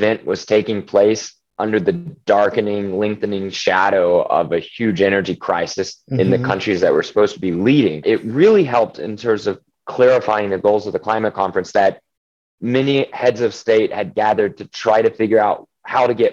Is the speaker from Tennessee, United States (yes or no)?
no; Oklahoma, United States; I'm from Oklahoma